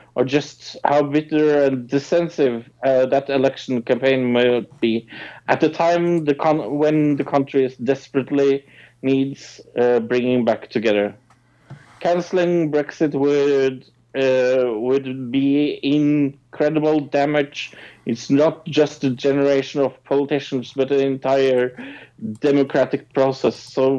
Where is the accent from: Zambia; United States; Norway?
Norway